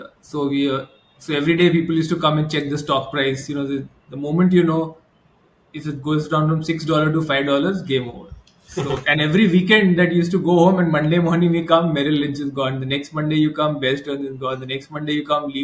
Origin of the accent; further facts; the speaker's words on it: Kolkata, West Bengal, India; moved away as an adult; also born or lived in Hyderabad, India; now in Mumbai, India; I was born and brought up in Calcutta. And then I moved to Bombay after, you know, after 2000